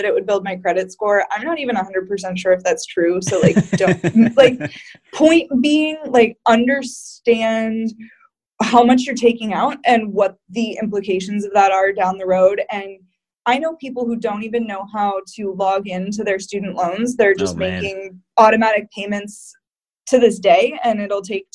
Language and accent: English; Davenport, Iowa, United States; moved away; also born or lived in South County, Rhode Island; I'm from Davenport, Iowa